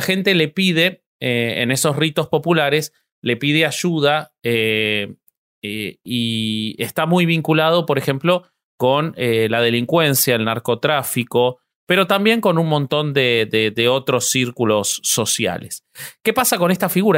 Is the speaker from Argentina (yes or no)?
yes; Argentina